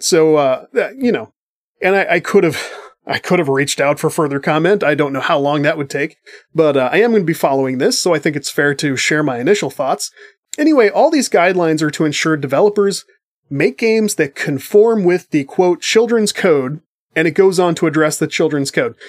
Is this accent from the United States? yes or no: yes; United States; as an American person